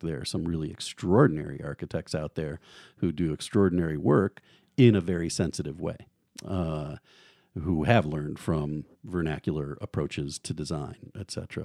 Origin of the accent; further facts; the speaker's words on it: outside of Chicago, Illinois, United States; moved away as an adult; also born or lived in Notre Dame, Indiana / Washington, D.C. / Eugene, Oregon; now in Moscow, Idaho, United States; I grew up in the Midwest outside of Chicago